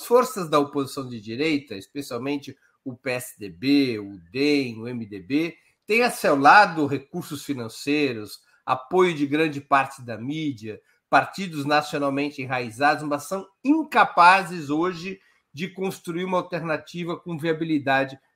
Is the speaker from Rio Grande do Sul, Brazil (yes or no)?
no; São Paulo, Brazil; Eu sou corintiano. Sou corintiano, eu sou paulista.